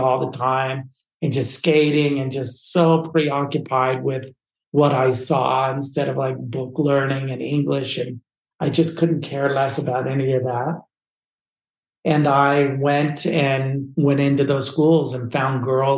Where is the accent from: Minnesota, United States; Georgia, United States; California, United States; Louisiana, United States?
California, United States; I come from a family from the West Coast here in California